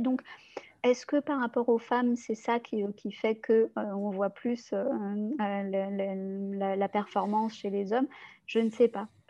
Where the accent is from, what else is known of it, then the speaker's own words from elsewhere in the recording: Lyon, Auvergne-Rhône-Alpes, France; je suis lyonnaise